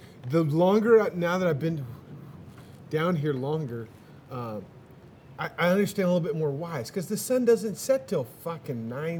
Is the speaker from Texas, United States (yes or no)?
yes; Texas, United States; I'm from Texas.